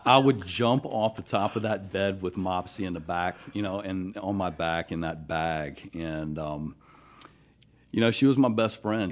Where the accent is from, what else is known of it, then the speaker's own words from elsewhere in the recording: Athens, Georgia, United States; moved away as an adult; also born or lived in Alabama; now in Baton Rouge, United States; born in Alabama, raised in Athens, Georgia